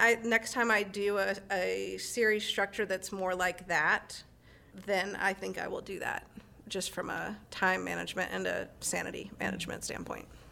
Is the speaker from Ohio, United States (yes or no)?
no; North Carolina, United States; now in San Francisco Bay Area, United States; We're originally from North Carolina